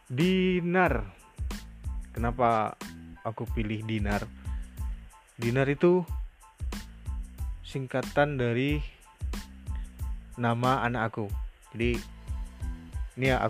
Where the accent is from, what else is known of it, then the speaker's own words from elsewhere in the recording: Bengkulu, Indonesia; aku asalnya dari Bengkulu provinsi Bengkulu Sumatera